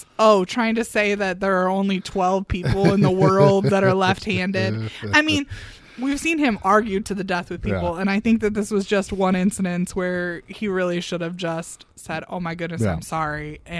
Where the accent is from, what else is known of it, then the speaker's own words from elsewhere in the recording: Illinois, United States; Yeah, I mean, we're from Central Illinois.